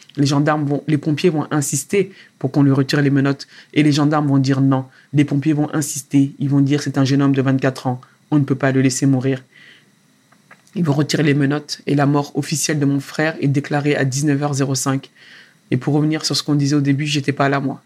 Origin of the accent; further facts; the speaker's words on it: Sarcelles, Île-de-France, France; moved away; j'ai derrière moi 12 ans à Sarcelles. À Sarcelles, dans le quartier où tu as grandi, où j'ai appris énormément de choses, où j'ai grandi moi aussi